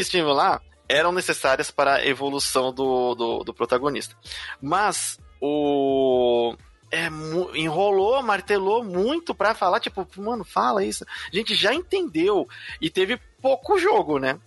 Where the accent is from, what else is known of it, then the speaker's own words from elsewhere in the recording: Brazil; a gente, como brasileiros aqui